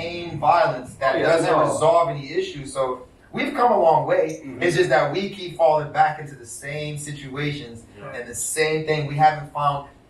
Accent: East Coast, United States; moved away; I was from the East Coast

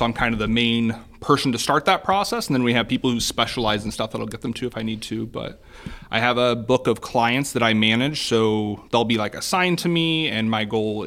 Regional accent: Columbia City, Indiana, United States; I get to work in my hometown. I get to meet people that, you know, just, I mean, in Columbia City

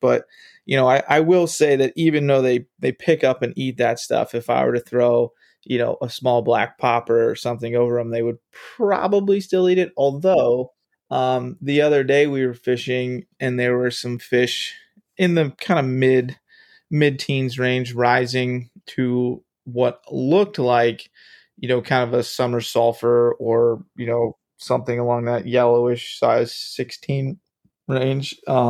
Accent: Kent Island, Maryland, United States; Maryland. So I grew up on the, in the middle of the Chesapeake Bay on Kent Island.

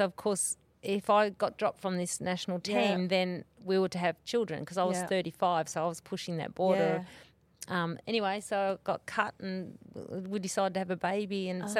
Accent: Myrtleford, Victoria, Australia; In Myrtleford.

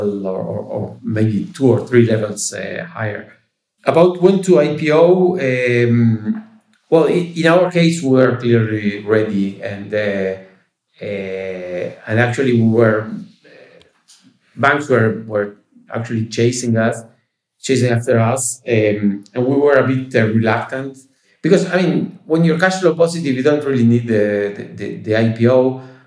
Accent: Uruguay; we are from Uruguay

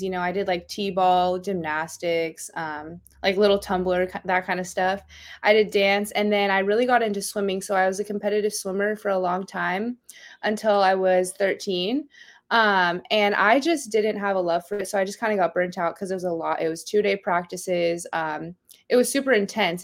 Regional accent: Gilbert, Arizona, United States; moved away as an adult; also born or lived in Eastern New Mexico; now in La Mirada, United States; I'm actually from Gilbert, Arizona

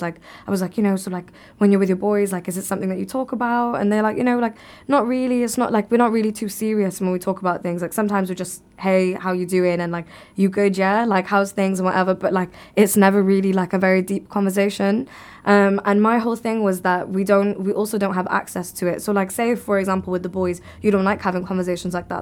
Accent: Cardiff, Wales, United Kingdom; I'm born and raised in the U K

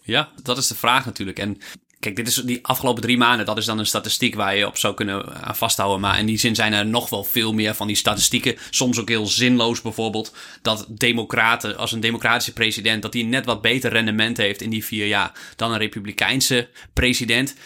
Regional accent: Netherlands; wij als Nederlands

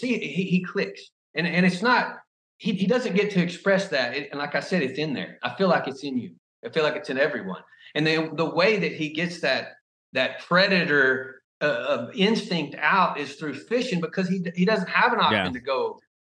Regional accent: United States; I'm American

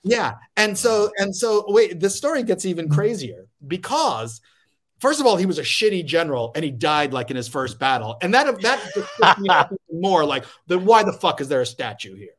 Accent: Lafayette, Louisiana, United States; moved away; also born or lived in Queens, New York / Florida / Indiana; I grew up in Lafayette, Louisiana

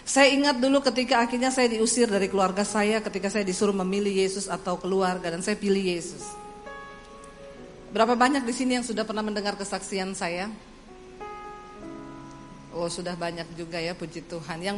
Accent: Poso, Central Sulawesi, Indonesia; saya tinggal di satu kos-kosan di kota Palu, saya dari Poso, saya tinggal di kos-kosan di kota Palu.

